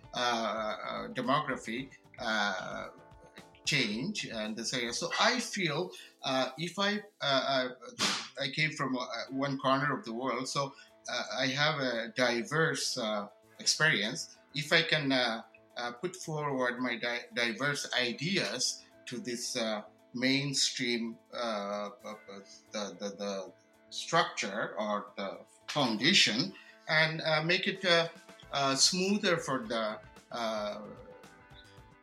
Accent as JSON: {"language": "English", "country": "Bangladesh", "moved": "yes", "lives_now": "Clarington, Canada", "said": "I'm an immigrant from Bangladesh for the last 31 years."}